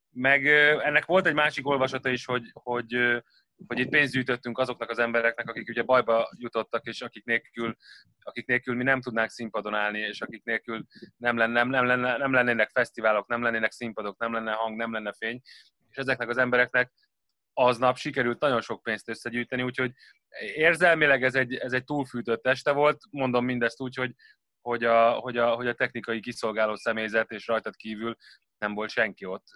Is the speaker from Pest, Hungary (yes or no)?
yes; Gödöllő, Pest, Hungary; gödöllői vagyok